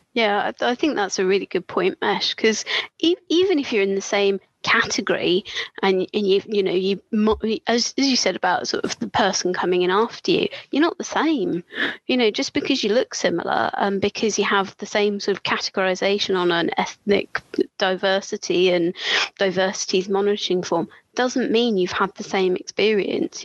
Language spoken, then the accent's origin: English; Brighton, South East England, United Kingdom; moved away; I grew up in Brighton, gay capital